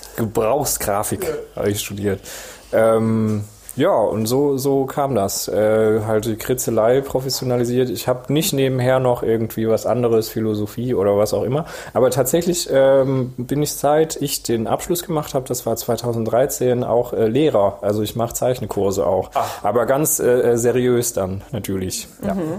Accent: Esslingen am Neckar, Baden-Württemberg, Germany; ich bin in Esslinge am Neckar

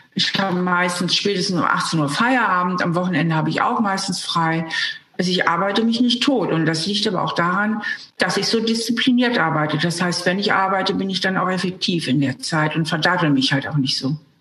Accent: Hamburg, Germany; moved away as an adult; now in Trier, Germany; Ich bin ja Hamburgerin, bin von Hamburg nach Trier gezogen zum Studieren.

